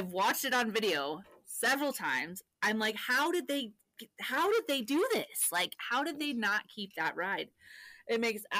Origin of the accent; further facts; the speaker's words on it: Colorado, United States; I'm from Colorado, born and raised.